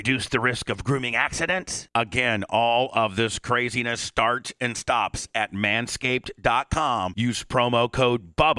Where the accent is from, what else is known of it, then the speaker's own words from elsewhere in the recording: Warsaw, Indiana, United States; my hometown is this small little town called Warsaw, Indiana, probably population about, Blitz will probably tell you, about 12, 15,000.